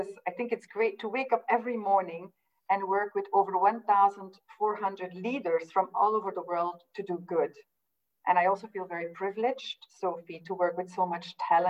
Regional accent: Belgium; now in London, United Kingdom; I'm from Belgium, living in London.

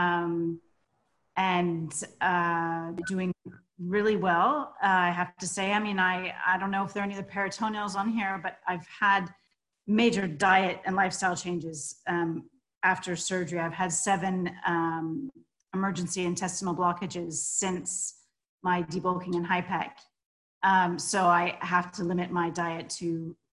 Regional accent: United States; also born or lived in southwest France; now in France; I'm American, as you can hear, but I live in the southwest of France

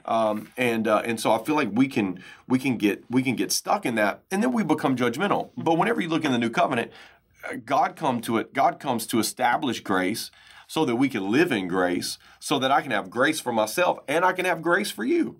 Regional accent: United States; growing up in American culture

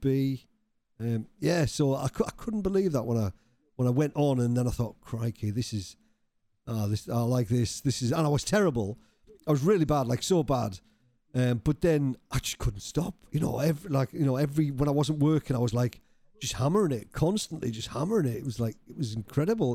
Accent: Cumbria, North West England, United Kingdom; moved away; I was from Cumbria originally

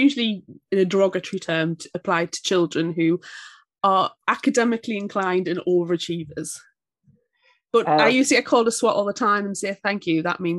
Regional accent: United Kingdom; I didn't realize how British I was

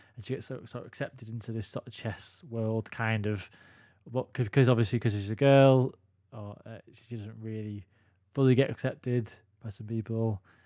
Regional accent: United Kingdom; as British guys

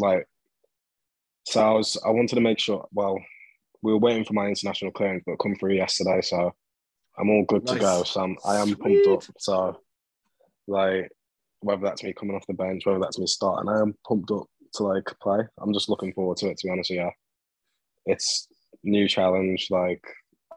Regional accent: England, United Kingdom; I'm English.

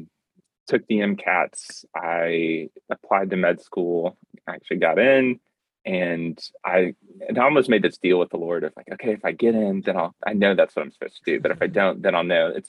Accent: outside of Columbia, South Carolina, United States; I grew up in South Carolina, outside of Columbia

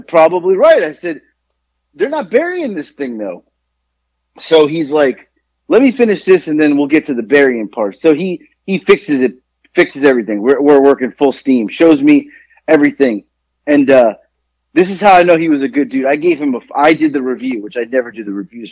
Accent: South Florida, United States; also born or lived in Queens, New York; I was born in New York, but I grew up in South Florida.

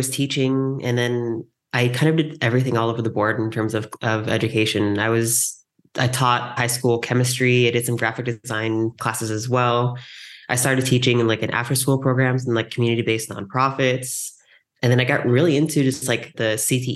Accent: San Diego, California, United States; I grew up in San Diego

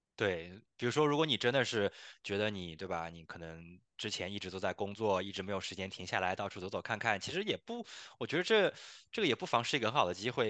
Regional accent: China; 因为我们中国人嘛

